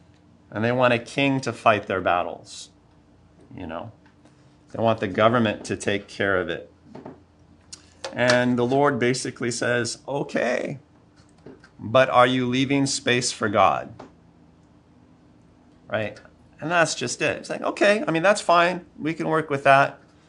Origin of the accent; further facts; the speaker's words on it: United States; I'm very American that way.